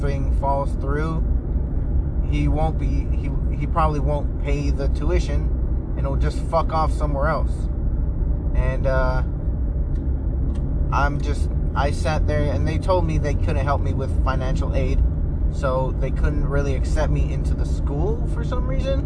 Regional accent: United States; I was raised here in America, or in the US

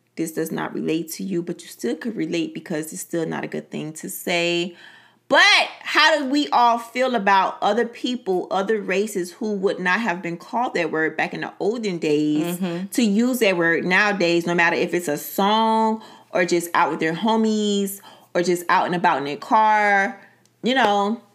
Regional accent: Miami, Florida, United States; Being born and raised in Miami

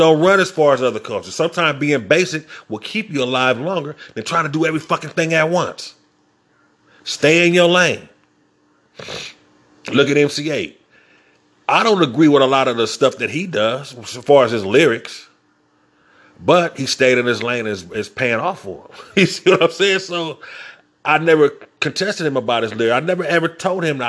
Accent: Inglewood, California, United States; I'm from Inglewood.

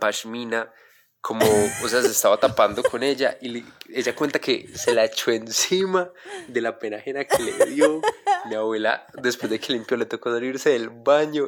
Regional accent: Quindío, Colombia; yo soy del Quindío

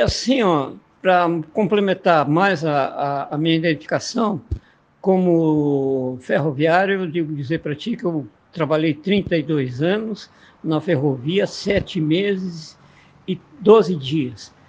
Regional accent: Cruz Alta, Rio Grande do Sul, Brazil; sou natural de Cruz Alta

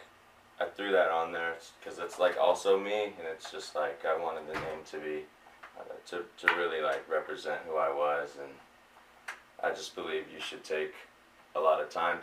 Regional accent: Pomona, California, United States; I'm from Pomona

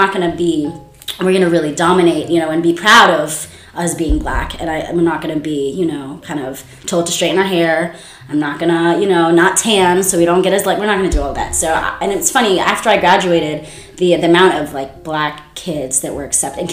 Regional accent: Scotland, United Kingdom; also born or lived in New York; now in United States; I'm also fully aware and I'm very proud of being Scottish.

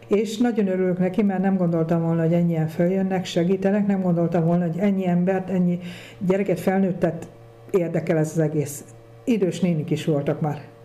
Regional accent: Kunság, Hungary; now in Hunyadfalva, Hungary; én a kunság ba szület, vagy ott születtem, de itt lakok már nagyon rég, 35 éve itt lakom

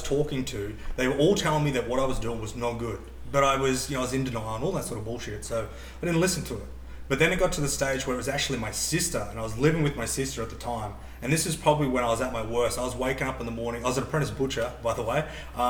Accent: Hervey Bay, Queensland, Australia; I grew up in Harvey Bay, which is probably 4 hours from the Gold Coast.

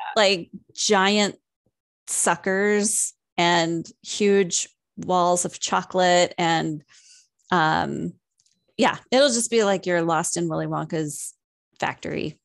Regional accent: San Diego, California, United States; moved away as an adult; I was originally born and raised in San Diego, and I moved up here when I was nineteen.

